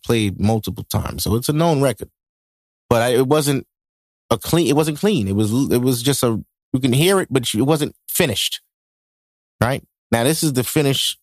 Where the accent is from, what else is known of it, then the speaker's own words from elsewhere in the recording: New York City, New York, United States; I'm from Brooklyn